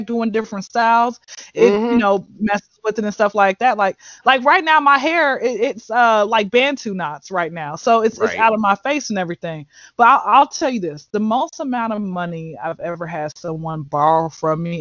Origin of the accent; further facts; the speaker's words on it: Atlanta, Georgia, United States; I grew up like on the outskirts of Atlanta